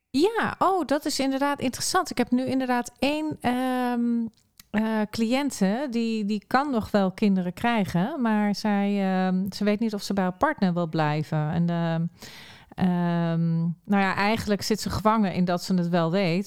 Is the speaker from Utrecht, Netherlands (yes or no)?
no; Arnhem, Gelderland, Netherlands; moved away; ik kom ook oorspronkelijk uit Arnhem